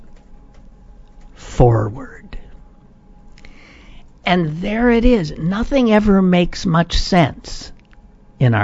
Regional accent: United States; the stress of being an American.

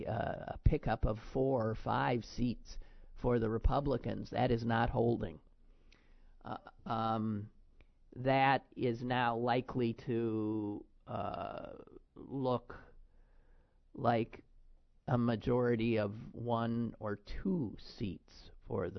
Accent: Wisconsin, United States; now in Pennsylvania, United States; my home state of Wisconsin

